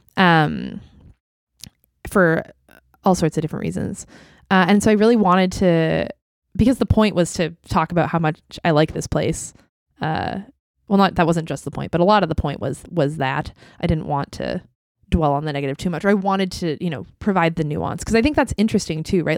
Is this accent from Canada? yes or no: yes; Vancouver, British Columbia, Canada; I grew up in East Vancouver